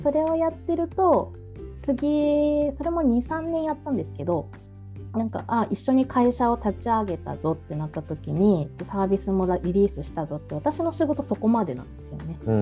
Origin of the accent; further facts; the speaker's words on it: Kumamoto, Japan; moved away as an adult; now in Tokyo, Japan; 熊本県出身なんですけど